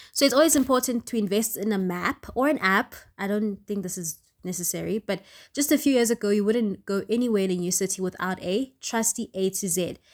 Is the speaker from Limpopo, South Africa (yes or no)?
no; Johannesburg, Gauteng, South Africa; I was born in Johannesburg, grew up in Johannesburg